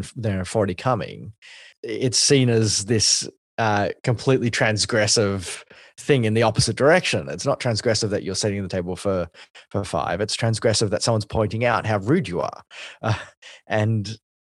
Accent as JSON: {"language": "English", "country": "Australia", "said": "as an Asian Australian"}